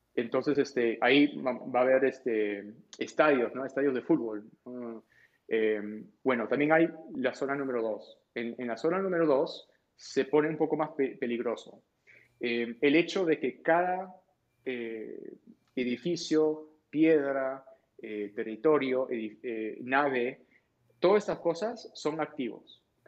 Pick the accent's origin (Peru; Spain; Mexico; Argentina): Peru; yo nací en Perú